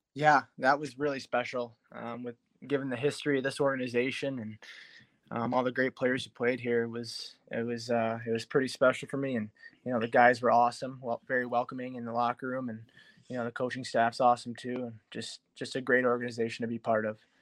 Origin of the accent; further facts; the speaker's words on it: Detroit, Michigan, United States; happening in my hometown you know all my family